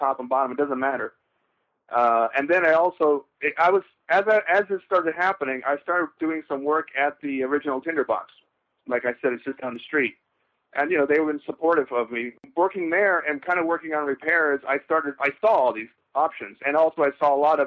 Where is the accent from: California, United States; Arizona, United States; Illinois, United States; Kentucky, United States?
California, United States; Los Angeles; I was born in Los Angeles and near Hollywood